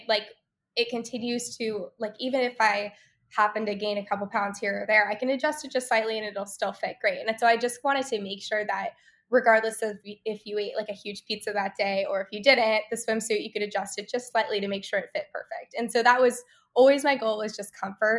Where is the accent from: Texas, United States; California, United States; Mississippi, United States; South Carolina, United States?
California, United States; I grew up in California